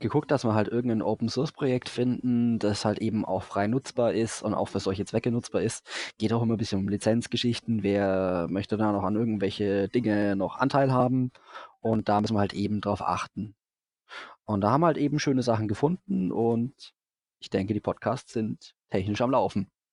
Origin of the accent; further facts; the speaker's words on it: Franconia, Bavaria, Germany; Ich bin Franke